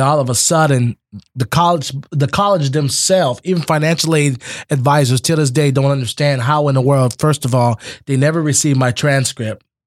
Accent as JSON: {"language": "English", "town": "Immokalee", "region": "Florida", "country": "United States", "tie": "born or raised there", "also_born_or_lived": "Naples, Florida", "said": "I was raised in Immokalee, but born out of Naples Collier Hospital. But grew up in Immokalee all my life"}